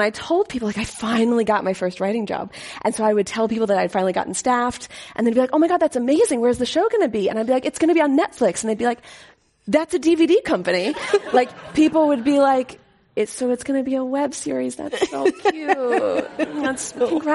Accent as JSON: {"language": "English", "town": "Pittsburgh", "region": "Pennsylvania", "country": "United States", "moved": "yes", "lives_now": "Los Angeles, United States", "said": "I'm from Pittsburgh originally."}